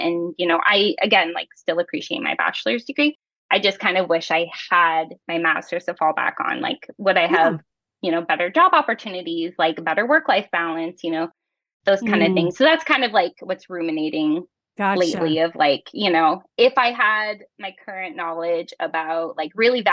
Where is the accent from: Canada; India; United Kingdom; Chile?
Canada; moved away as an adult; also born or lived in United States; we are from Canada, but we went to the US